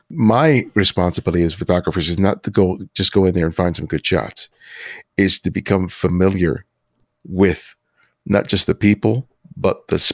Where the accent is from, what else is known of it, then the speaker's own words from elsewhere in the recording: Los Angeles, California, United States; from the neighborhoods I grew up in Los Angeles.